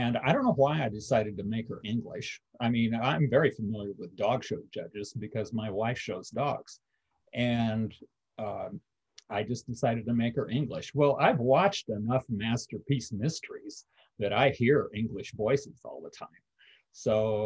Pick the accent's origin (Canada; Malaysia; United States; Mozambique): United States; Marathon, Iowa; Marathon, Iowa is my hometown. Little town in northwest Iowa